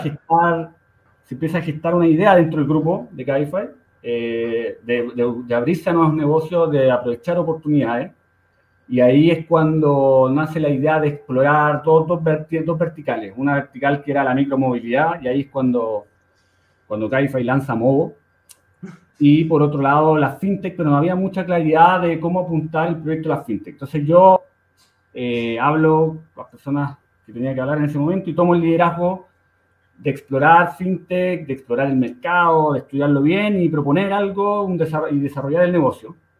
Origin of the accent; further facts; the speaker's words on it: Santiago, Santiago Metropolitan Region, Chile; yo nací en, en, en Conchalí, en, la comunidad de Santiago, al norte, el norte de Santiago, y ahí me crié